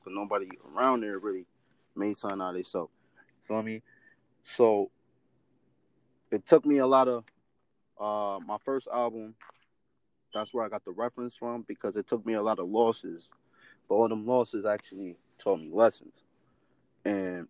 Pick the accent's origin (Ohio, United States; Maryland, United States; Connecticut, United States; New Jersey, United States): Connecticut, United States; New Haven; I come from a little spot in New Haven